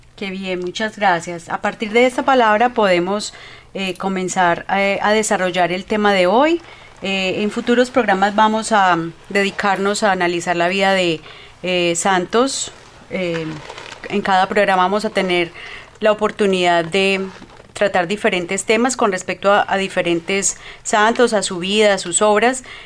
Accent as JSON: {"language": "Spanish", "country": "Colombia", "moved": "yes", "lives_now": "Canada", "said": "Somos de Colombia"}